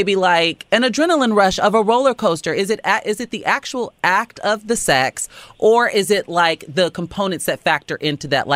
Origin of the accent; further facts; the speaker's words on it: Chicago, Illinois, United States; We're both from Chicago